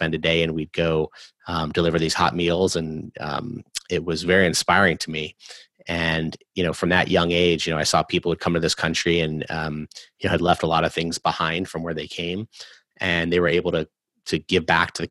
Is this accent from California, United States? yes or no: yes; California, United States; I grew up in California